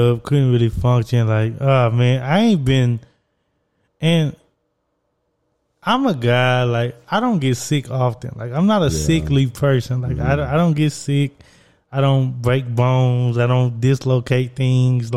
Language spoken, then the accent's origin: English; Southeast Texas, United States; I'm from Southeast Texas, where we eat a lot of seafood